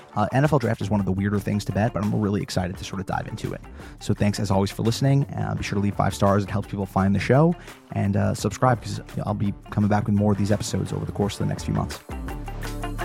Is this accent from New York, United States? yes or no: yes; New York, United States; I'm from New York